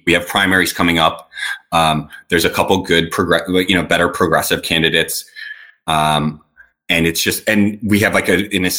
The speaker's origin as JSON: {"language": "English", "town": "New Orleans", "region": "Louisiana", "country": "United States", "said": "And I come from New Orleans and I've spent some time in some other really fucked up places."}